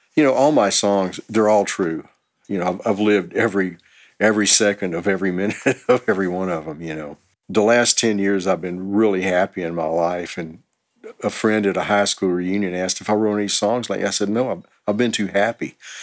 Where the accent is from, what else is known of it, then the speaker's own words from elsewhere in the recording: Houston, Texas, United States; moved away as an adult; also born or lived in Los Angeles; now in Austin, United States; I'm originally from Houston, and uh, in '88 I moved to Los Angeles for about three years